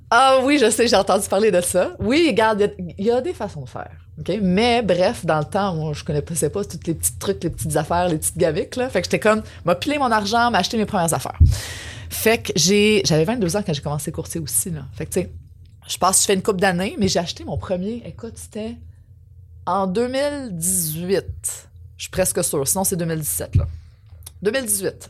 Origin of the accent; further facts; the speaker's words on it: Quebec City, Quebec, Canada; moved away as an adult; also born or lived in Montreal; je suis parti de Québec pour venir à Montréal pour l'université